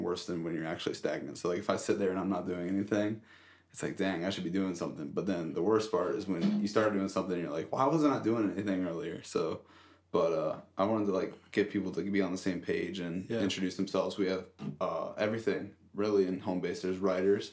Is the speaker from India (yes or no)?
no; Summit Point, West Virginia, United States; also born or lived in Fairfax, Virginia / Manassas, Virginia; I was born in... Fairfax, Virginia, and I lived in Manassas for the first 6-7 years of my life in a townhouse with my mom and my dad. Then one of my brothers were born. We got too big for the townhouse, and my dad luckily had the money to build a little house out here in Summit Point